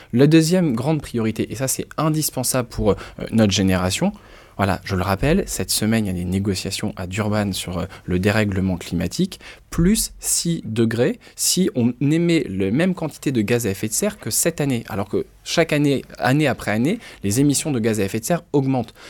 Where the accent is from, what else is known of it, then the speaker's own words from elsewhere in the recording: Lille, Hauts-de-France, France; je viens de Lille, je connais bien le Nord, le Pas de calais